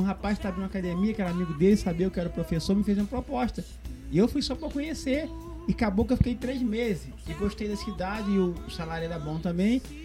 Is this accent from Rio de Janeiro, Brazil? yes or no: yes; Rio de Janeiro, Brazil; moved away as an adult; now in Uberaba, Brazil; eu sou natural do Rio de Janeiro